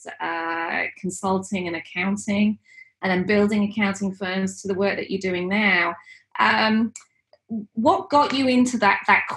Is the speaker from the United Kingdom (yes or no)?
yes; Leeds, Yorkshire and the Humber, United Kingdom; Leeds is my hometown